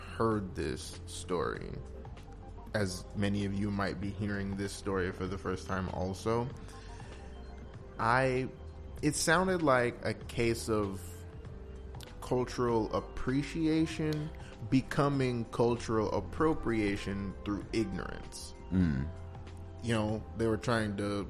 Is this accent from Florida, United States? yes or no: no; Los Angeles, California, United States; Growing up in South Los Angeles